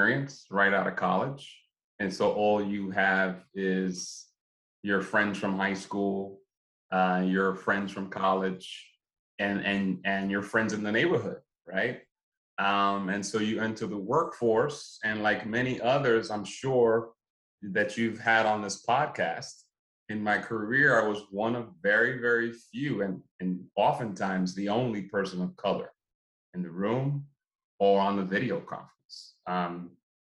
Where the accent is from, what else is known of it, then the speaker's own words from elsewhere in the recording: New York City, New York, United States; I'm from Brooklyn, 80s, 90s, Brooklyn, New York. Grew up in the hood.